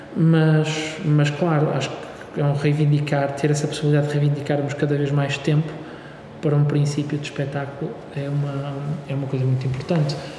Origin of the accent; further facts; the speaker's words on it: Braga, Norte, Portugal; now in Porto, Portugal; eu sou de Braga